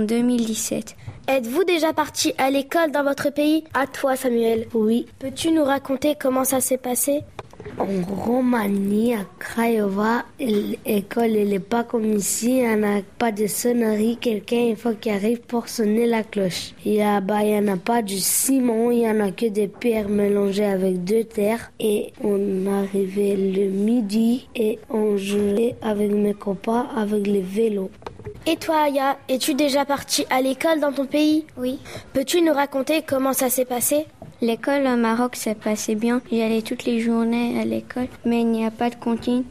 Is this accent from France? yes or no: yes; Dechy, Hauts-de-France, France; je suis née le 22 novembre 2008 dans le nord Pas-de-Calais à Dechy